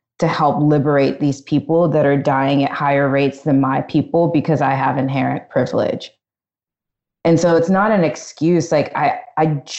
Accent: Annapolis, Maryland, United States; moved away as an adult; also born or lived in Virginia; growing up in Maryland, you know, people think like, especially in Annapolis, like wedding crashers, like crab cakes and footballs.

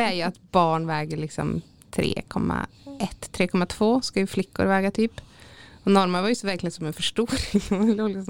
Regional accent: Täfte, Västerbotten County, Sweden; Så att det, ja, jag kommer jätten från Täfte liksom.

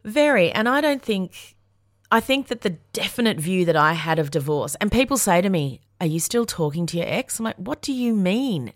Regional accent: Yarra Valley, Victoria, Australia; I'm a bogan from the Yarra Valley, so I know how to party.

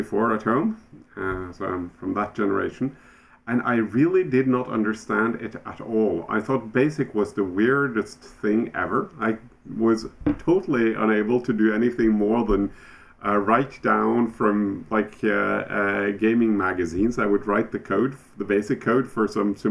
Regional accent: Oslo, Norway; I'm from Oslo, Norway.

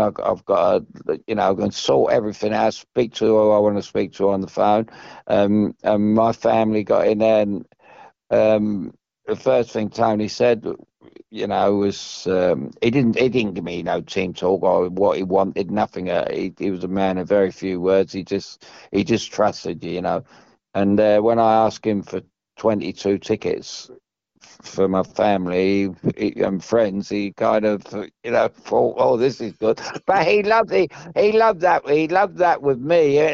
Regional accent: London, United Kingdom; I come from Chelsea

